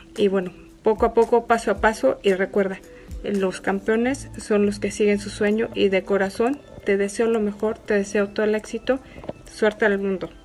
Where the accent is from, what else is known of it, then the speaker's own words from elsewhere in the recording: Mexico; Como mexicana yo me siento súper orgullosa